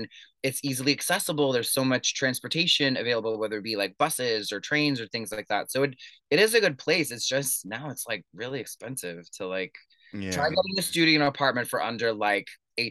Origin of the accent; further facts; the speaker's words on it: New York City, New York, United States; So yeah, I grew up in Astoria, Queens. I went to Long Island City High School.